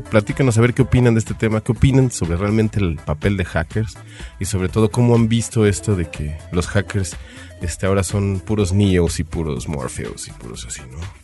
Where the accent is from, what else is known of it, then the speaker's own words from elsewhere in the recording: Mexico; nosotros como buenos mexicanos